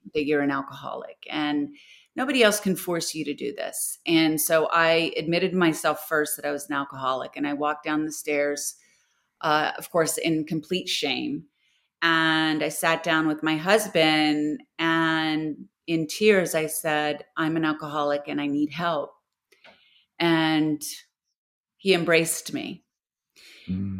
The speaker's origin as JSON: {"language": "English", "town": "Houston", "region": "Texas", "country": "United States", "tie": "born or raised there", "said": "I'm from Houston"}